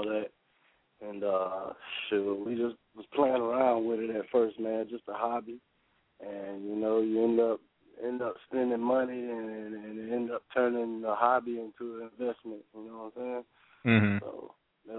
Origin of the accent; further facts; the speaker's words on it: Lake County, Central Florida, United States; we're from Central Florida area, man, Lake County, South Lake County, 352.